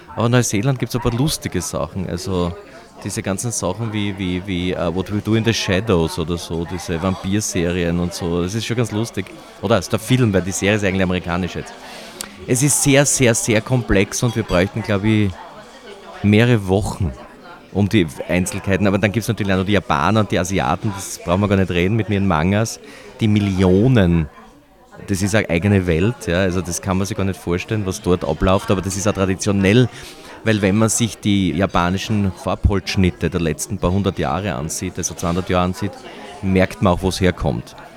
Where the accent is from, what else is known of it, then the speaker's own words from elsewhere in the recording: Austria; bei uns in Wien